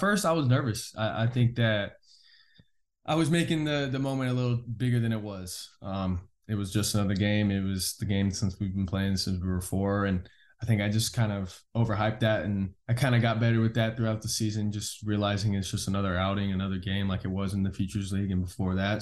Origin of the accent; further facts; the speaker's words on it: California, United States; moved away as an adult; now in Oklahoma, United States; where I grew up in California